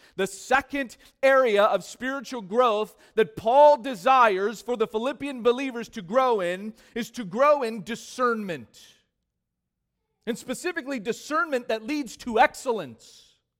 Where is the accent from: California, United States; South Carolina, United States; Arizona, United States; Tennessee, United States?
California, United States; Growing up in California, this became, obviously, one of my favorite foods